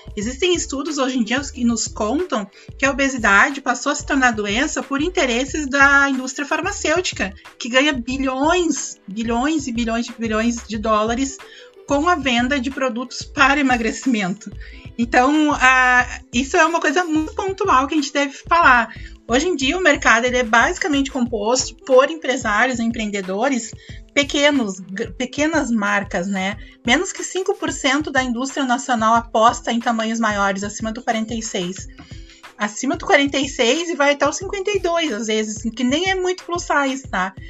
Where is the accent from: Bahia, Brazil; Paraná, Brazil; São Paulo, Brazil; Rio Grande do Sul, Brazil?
Rio Grande do Sul, Brazil; Porto Alegre; Eu sou gaúcha, sou de Porto Alegre